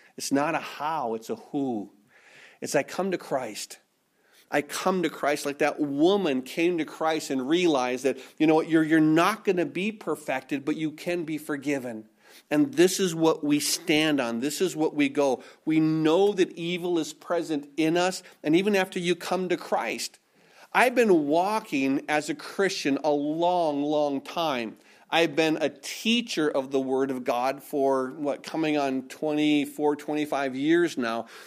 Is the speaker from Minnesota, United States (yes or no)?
yes; Minnesota, United States; I was born and raised in Minnesota